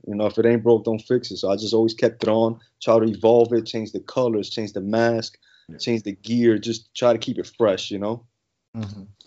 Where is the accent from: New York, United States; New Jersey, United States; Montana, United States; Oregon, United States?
New York, United States; New York City; moved away as an adult; now in Mississippi, United States; I'm actually born and raised in the Bronx, New York. Lived there my whole life